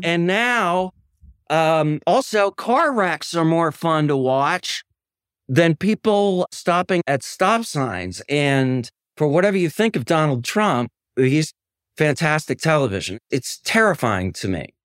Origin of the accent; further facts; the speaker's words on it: Madison, Wisconsin, United States; I'm from Madison, Wisconsin, which is a kind of, uh, progressive Shangri-La, uh, place I'm very proud to be from